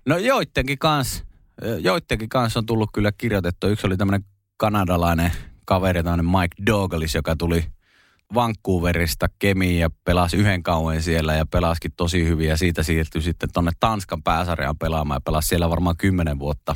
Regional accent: Kemi, Lapland, Finland; moved away; also born or lived in Espoo / Kirkkonummi; Ja onneksi sitten muuttivatkin takaisin kemiin ja mäkin sitten kaksivuotiaana sinne näin. Ja pidän kyllä itseäni niin ihan täysverisenä kemiläisenä

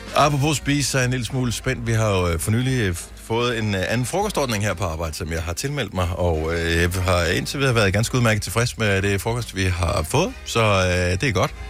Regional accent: Denmark; Vi danskere

